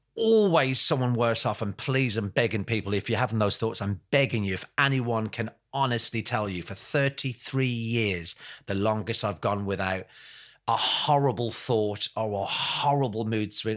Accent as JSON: {"language": "English", "region": "England", "country": "United Kingdom", "also_born_or_lived": "Ireland (ancestry) / Brixton / Essex", "said": "I'm from England"}